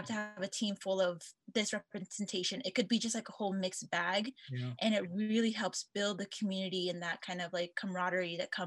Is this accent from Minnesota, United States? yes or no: no; Portland, Oregon, United States; moved away; I'm from the Portland, Oregon area